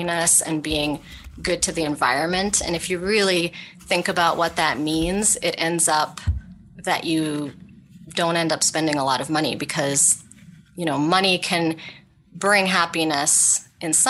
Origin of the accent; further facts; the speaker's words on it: Ottawa, Ontario, Canada; I grew up in Ottawa, Canada, and I have a father who was from India.